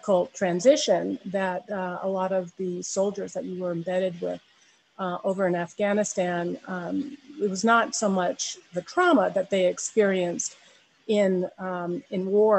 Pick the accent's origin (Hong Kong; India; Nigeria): India; born there; my parents were in the Peace Corps, and that's where I was born in India.